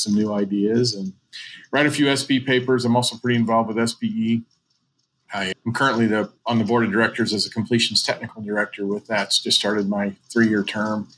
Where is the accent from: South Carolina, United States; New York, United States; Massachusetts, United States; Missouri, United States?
Missouri, United States; St. Louis; moved away as an adult; also born or lived in Alaska; now in Dallas, United States; I grew up in St. Louis